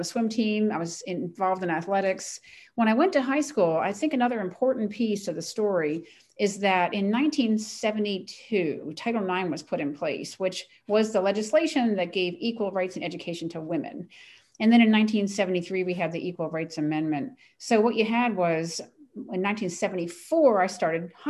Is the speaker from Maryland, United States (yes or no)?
yes; Ellicott City, Maryland, United States; I was a tomboy, born and raised in Ellicott City, Maryland